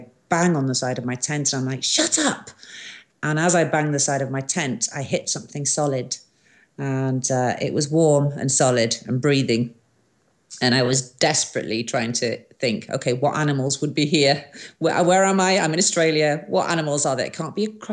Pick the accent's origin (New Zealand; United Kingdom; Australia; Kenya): United Kingdom; Wales; I'm a Welsh girl